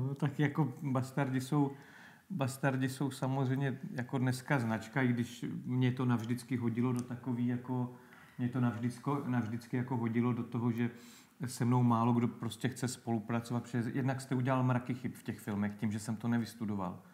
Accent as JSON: {"language": "Czech", "town": "Náchod", "region": "Hradec Králové Region", "country": "Czechia", "said": "pak jsem vlastně šel na tuhle evangelickou akademii u nás v Náchodě"}